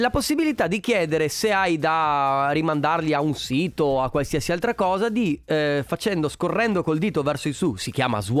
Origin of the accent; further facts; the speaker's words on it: Piove di Sacco, Veneto, Italy; Di piove.